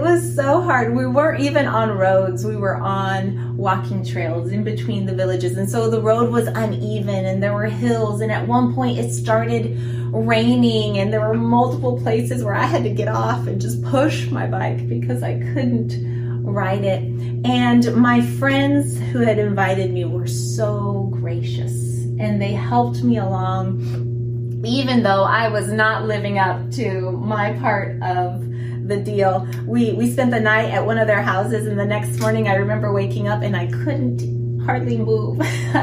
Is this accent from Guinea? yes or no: yes; Guinea; I remembered back in my teen years, I lived in Guinea, West Africa. Some of you guys knew that. I grew up in Africa